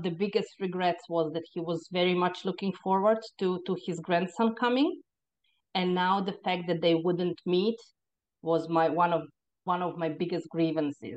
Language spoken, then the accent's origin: English; Croatia; moved away as an adult; now in Ireland; I was born in Croatia. And in the time when I was born in the 70s, Croatia was still part of Yugoslavia